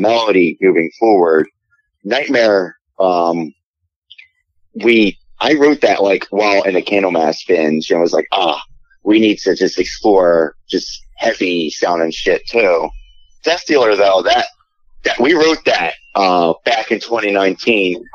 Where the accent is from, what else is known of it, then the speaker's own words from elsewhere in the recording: Philadelphia, Pennsylvania, United States; I'm from Philly